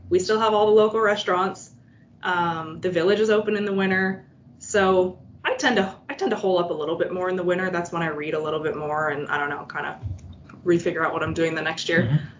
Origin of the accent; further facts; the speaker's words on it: Vermont, United States; I was born in Vermont literally right across the Canadian border.